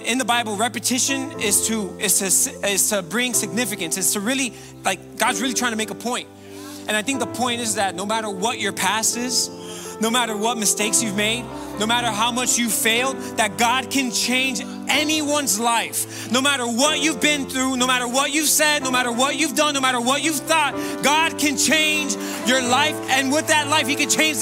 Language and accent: English; Miami, Florida, United States; I was born and raised here in Miami, Florida.